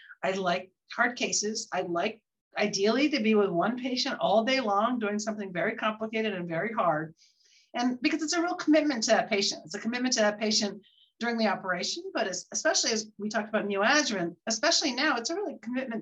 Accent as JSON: {"language": "English", "area": "Bay Area", "region": "California", "country": "United States", "tie": "born or raised there", "also_born_or_lived": "Houston", "moved": "as an adult", "lives_now": "Boston, United States", "said": "I grew up in the Bay Area, but I came here to Boston at the age of 25"}